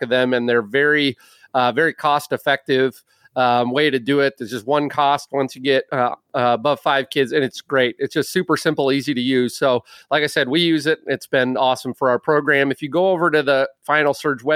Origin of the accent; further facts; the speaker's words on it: Little Falls, Minnesota, United States; I grew up in Little Falls.